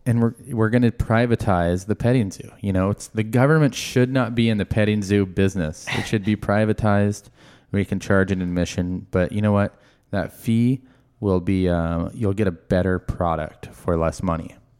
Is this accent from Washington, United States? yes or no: yes; Marysville, Washington, United States; I grew up in Marysville